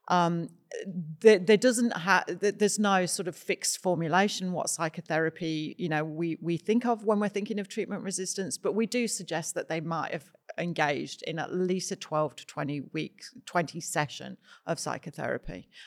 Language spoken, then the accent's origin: English; United Kingdom; psilocybin. I'm British.